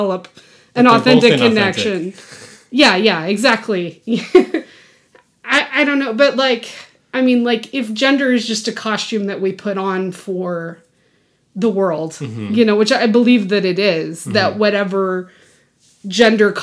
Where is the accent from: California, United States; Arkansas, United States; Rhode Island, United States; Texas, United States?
Texas, United States; I grew up in Texas